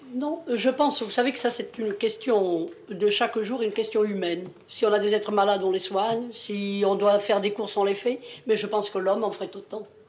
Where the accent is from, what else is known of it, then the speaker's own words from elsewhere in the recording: Montpellier, Occitania, France; also born or lived in Grans, Provence; je suis née en Provence, dans un tout petit village, Grance, qui est entre Miramas et Salon, j'ai été en nourrice dans, dans ce qu'on peut appeler l'accro. Et puis, je, nous sommes venus à Montpellier